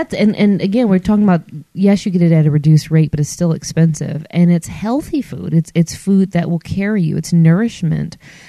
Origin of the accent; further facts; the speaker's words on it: Michigan, United States; now in Alabama, United States; because I'm not from here. I'm from Michigan. And so all of my immediate family's in Michigan.